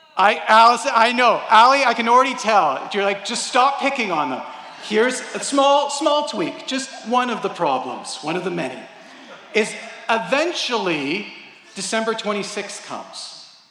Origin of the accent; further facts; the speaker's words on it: Canada; we're Canadian